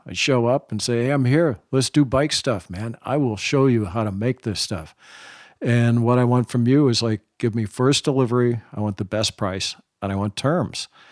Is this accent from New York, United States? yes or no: no; San Francisco, California, United States; born or raised there; also born or lived in Oakland, California / Beverly Hills, California